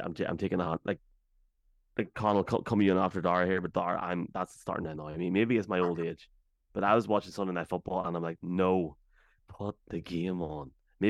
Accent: London, United Kingdom; That just shows you how wicked I am from London.

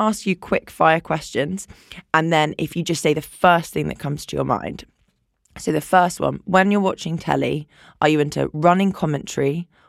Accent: London, United Kingdom; I'm from London too.

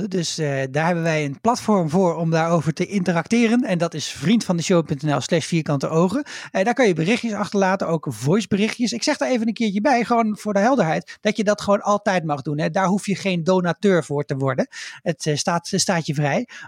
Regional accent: Vianen, Utrecht, Netherlands; die komt trouwens ook heel dicht eh, vandaan bij waar ik vandaan kom. Nieuwe Gein Vianen.

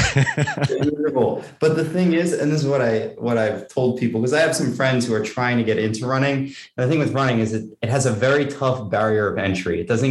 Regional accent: New York, United States; also born or lived in Durango; where I grew up in New York, and that's where I live now.

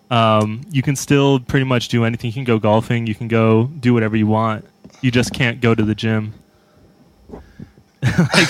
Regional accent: Tempe, Arizona, United States; also born or lived in Phoenix; we're from Tempe. We both live in Phoenix

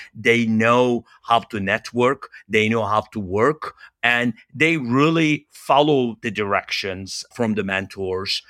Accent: Turkey; moved away as an adult; also born or lived in Los Angeles, United States; now in United States; I'm originally from Turkey

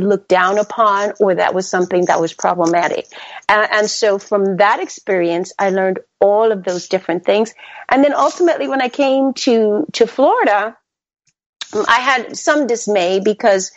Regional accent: Panama; now in United States; I was born in the Republic of Panama.

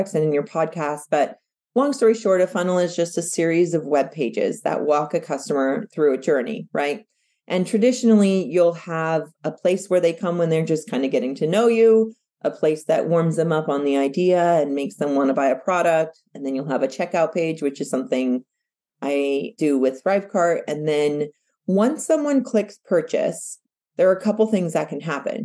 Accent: United States; I was born and raised in the United States, but my parents were born and raised in Mexico

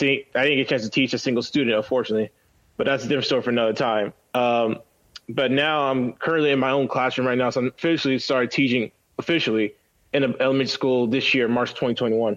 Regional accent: South Carolina, United States; moved away as an adult; now in South Korea; I'm from South Carolina, so I moved to South Korea back in May 2016. So I've been abroad for 5 years now.

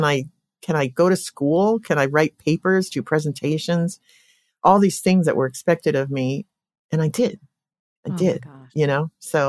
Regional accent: Colorado, United States; I grew up in Colorado and coming out of a family, seven siblings.

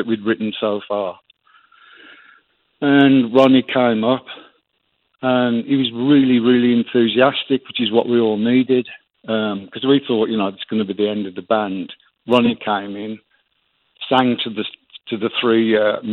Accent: Birmingham, West Midlands, United Kingdom; growing up in Aston, in Birmingham, and on from there

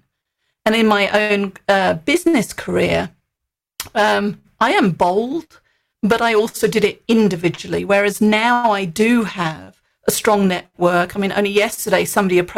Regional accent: United Kingdom; moved away; Being British

